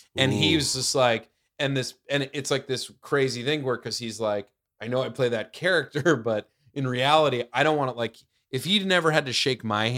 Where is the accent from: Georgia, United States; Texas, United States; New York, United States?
New York, United States; I grew up in the suburbs outside the city.